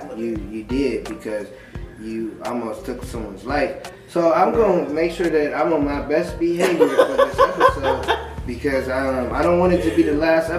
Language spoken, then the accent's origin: English; Michigan City, Indiana, United States; So I'm from Michigan City, Indiana. So it's some white folks there.